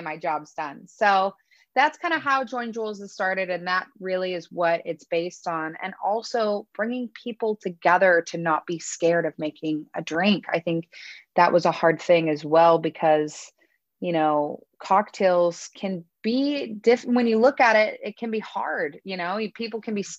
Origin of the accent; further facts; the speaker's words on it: Northern California, United States; we're from Northern California